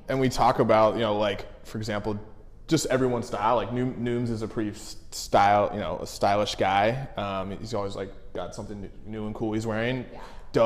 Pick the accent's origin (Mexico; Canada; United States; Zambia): United States; Cincinnati, Ohio; moved away; also born or lived in New York; I grew up in Cincinnati, Ohio